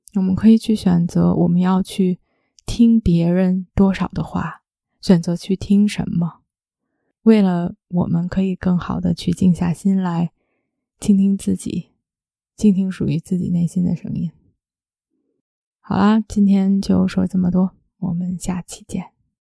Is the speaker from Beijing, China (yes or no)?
yes; Beijing, China; moved away as an adult; 前两天刚刚回到北京，我虽然是在北京出生长大，但是十八岁的时候就去另外一个城市读大学，之后出国就非常非常少地回来